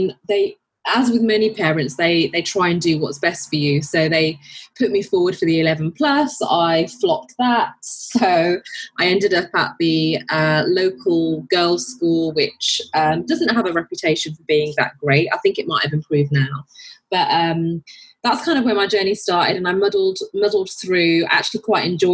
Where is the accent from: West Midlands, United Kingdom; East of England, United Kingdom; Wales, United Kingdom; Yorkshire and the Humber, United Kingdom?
West Midlands, United Kingdom; Birmingham; moved away as an adult; now in London, United Kingdom; I was born and brought up in Birmingham